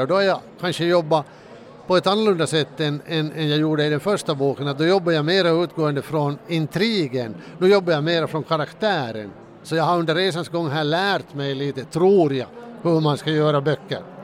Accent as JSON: {"language": "Swedish", "country": "Finland", "said": "den där bilden av svensk Finland är ju den att, att vi alla är rika"}